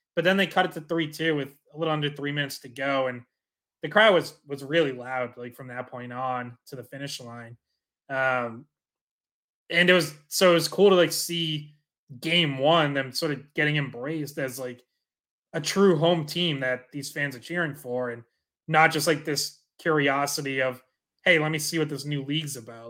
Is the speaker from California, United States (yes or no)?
no; Dracut, Massachusetts, United States; I'm from Dorica, so I'm with you, like, went to Lockmart's games growing up, Lowell Spinners